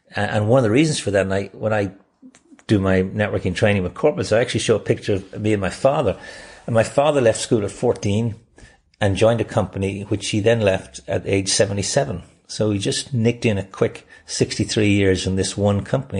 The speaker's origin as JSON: {"language": "English", "country": "Ireland", "also_born_or_lived": "Sydney, Australia / Boston, United States", "moved": "yes"}